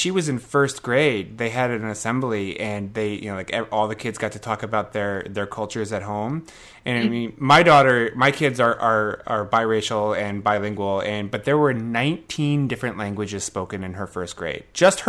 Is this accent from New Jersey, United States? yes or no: yes; New Jersey, United States; now in Maryland, United States; I grew up in New Jersey, which is also a fairly, you know, multicultural, diverse area.